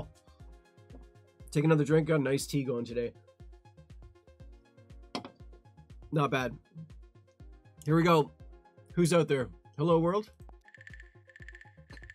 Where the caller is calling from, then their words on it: Ontario, Canada; I'm calling you from Ontario, Canada.